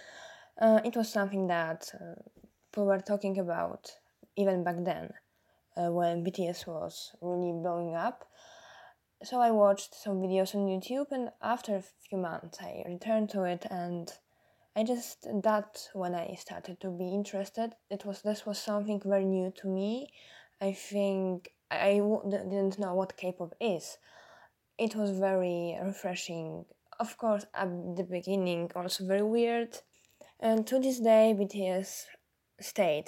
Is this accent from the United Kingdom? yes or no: no; Poland; English is a second language; I'm from Poland. So it makes me the only person on the Discord chat with who is not based in US